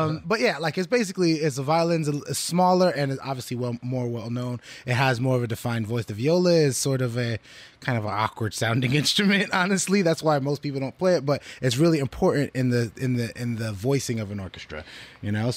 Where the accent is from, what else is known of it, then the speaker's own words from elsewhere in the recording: Fort Lauderdale, Florida, United States; I was born in Fort Lauderdale, in Broward County, Broward General in Fort Lauderdale, Florida